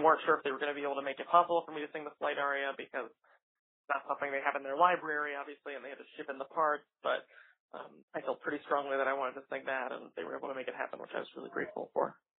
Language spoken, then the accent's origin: English; New York, United States; it's my hometown opera house